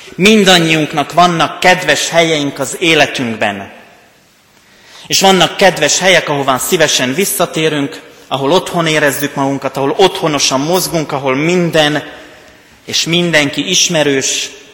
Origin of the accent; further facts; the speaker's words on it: Rimavská Sobota, Banská Bystrica Region, Slovakia; accent: Palóc; also born or lived in Pécs; now in Kecskemét, Hungary; Én onnan jövök. Ennek köszönhető a palóc tájszólásom, nyelvjárásom